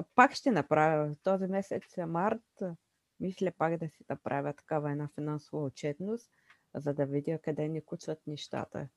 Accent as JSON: {"language": "Bulgarian", "country": "Bulgaria", "said": "които ние притежаваме като българи"}